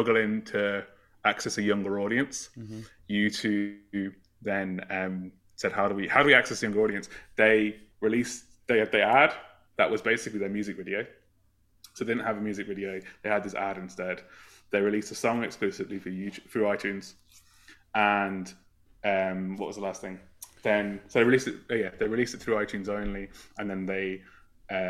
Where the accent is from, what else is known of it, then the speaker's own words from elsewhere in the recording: Northampton, East Midlands, United Kingdom; I'm from a town called Northampton in the UK. I'm not Irish